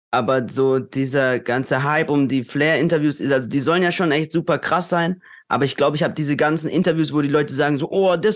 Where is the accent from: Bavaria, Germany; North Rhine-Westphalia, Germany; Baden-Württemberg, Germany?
Baden-Württemberg, Germany; Durlach; Und ich denke mir so, Bro, ich bin aus Durlach. So, auf den. Karlsruhe wäre nicht da ohne Durlach.